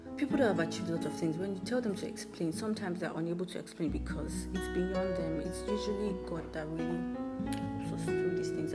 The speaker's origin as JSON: {"language": "English", "country": "Nigeria", "said": "I'm Nigerian. That might be a little obvious, but yeah, I'm Nigerian."}